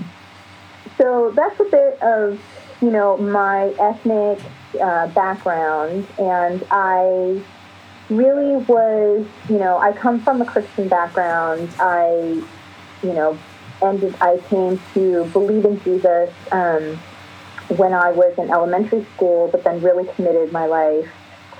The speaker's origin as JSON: {"language": "English", "region": "East Coast", "country": "United States", "tie": "born or raised there", "also_born_or_lived": "New York / Philadelphia", "moved": "yes", "lives_now": "Los Angeles, United States", "said": "Born in Los Angeles, then moved to the East Coast. So I grew up really during my formative years on the East Coast in New York and Philly"}